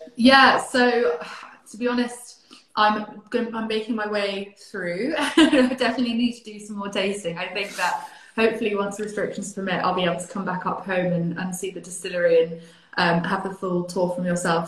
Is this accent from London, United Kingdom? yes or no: no; Highlands of Scotland, United Kingdom; I am originally from the Highlands of Scotland and Elgin is very close to my heart